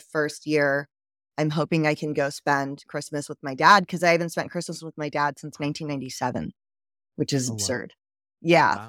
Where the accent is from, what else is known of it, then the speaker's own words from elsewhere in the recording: Georgia, United States; also born or lived in Philippines; I grew up in Georgia. I actually lived in a bunch of different places.